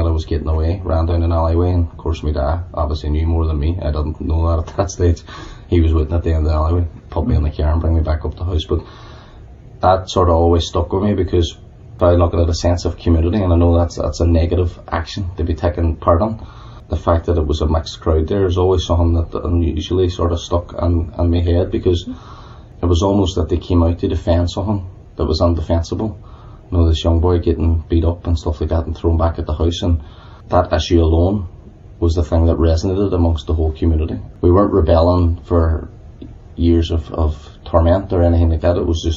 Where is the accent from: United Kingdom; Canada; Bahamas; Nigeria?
United Kingdom; Derry, Northern Ireland; I was from Strathfoyle.